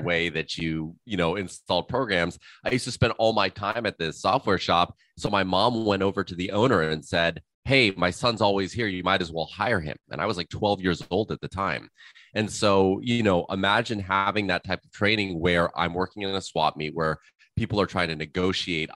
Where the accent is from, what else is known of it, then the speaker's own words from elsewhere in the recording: Malibu, California, United States; also born or lived in Los Angeles; we moved to Malibu fairly early on when I was around 6 years old. And so I spent my time, you know, kind of growing up in Malibu